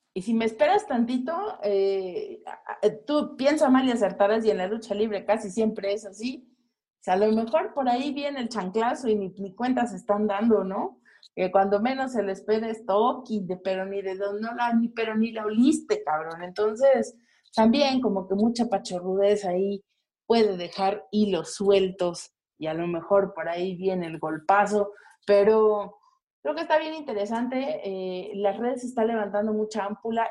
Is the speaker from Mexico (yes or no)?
yes; Mexico; como mexicanos a nosotros